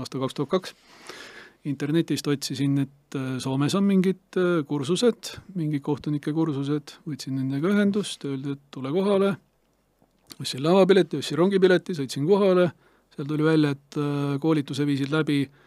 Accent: Estonia; me oleme Eestist kahekesi Anti Hermaniga

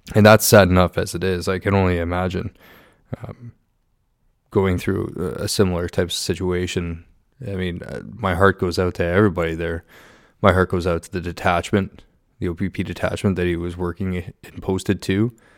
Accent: Southern Ontario, Canada; I was born and raised in Southern Ontario

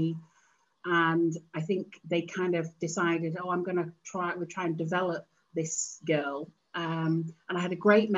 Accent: Cheshire, North West England, United Kingdom; also born or lived in Manchester; I was born in Cheshire, and I was the baby of the family

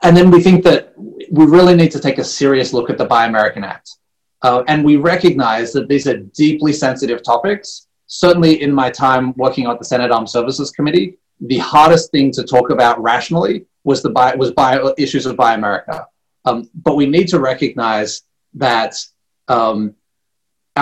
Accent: Australia; moved away; I'm a little bit biased being born and raised in Australia

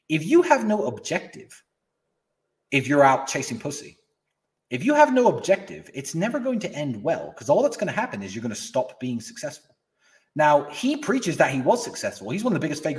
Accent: Luton, East of England, United Kingdom; I grew up in Luton, which is a shithole in England

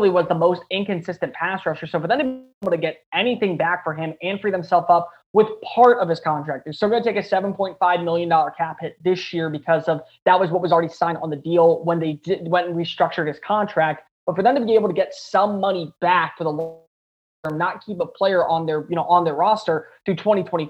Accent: the South, United States; growing up in the South, you were raised with yes, sir, no, ma'am

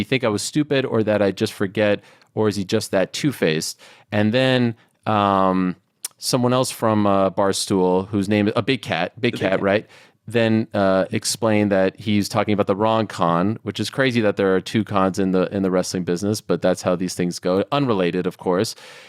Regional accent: Canada; I'm Canadian also, because AOL wasn't as big of a deal over there.

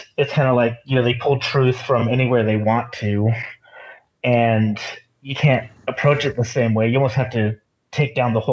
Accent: Texas, United States; I'm actually from Texas. I didn't really spend any time in Utah

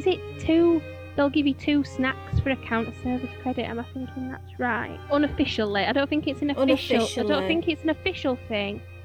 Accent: Yorkshire and the Humber, United Kingdom; I'm from Yorkshire

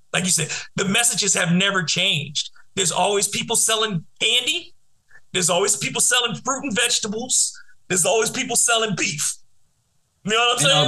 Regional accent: New Orleans, Louisiana, United States; I grew up in New Orleans where we didn't have a hip hop scene for a very long time

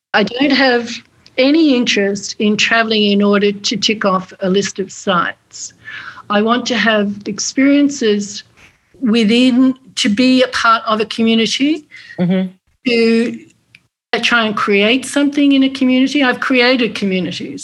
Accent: Australia; moved away; going back to Australia for the two years of COVID. I went back to my hometown

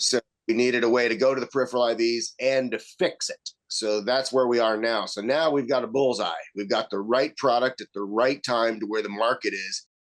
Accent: the South, United States; accent: southern; My southern boy accent

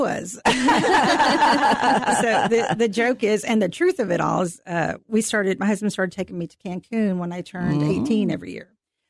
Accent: Carrollton, Texas, United States; Well, I am from Carrollton, Texas. I was raised on Pleasant Run, which is south of Arl Turner High School.

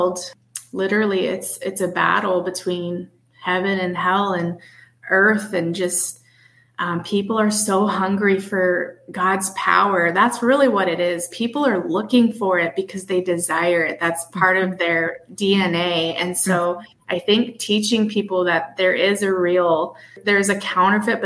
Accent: Midwest, United States; moved away as an adult; also born or lived in Chicago / Buffalo, New York; now in New Hampshire, United States; I live up in New England, New Hampshire, and you know, I come from the Midwest

